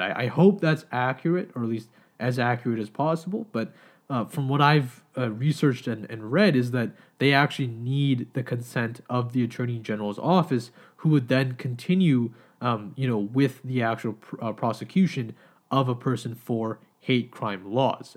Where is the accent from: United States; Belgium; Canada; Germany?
Canada; as Canadian citizens